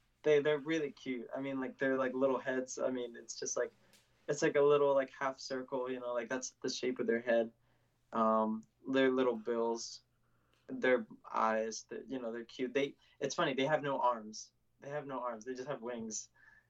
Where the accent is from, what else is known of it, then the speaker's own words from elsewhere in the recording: the South, United States; accent: Southern; I think I have a little bit of Southern in my accent just because I did grow up in the South.